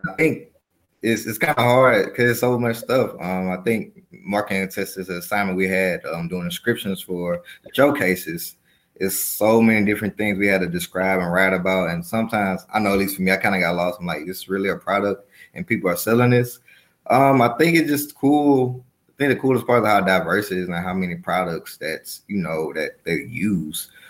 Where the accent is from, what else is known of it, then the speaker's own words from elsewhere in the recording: Mobile, Alabama, United States; moved away as an adult; also born or lived in Chicago, Illinois; now in Atlanta, United States; I'm a native of Mobile, Alabama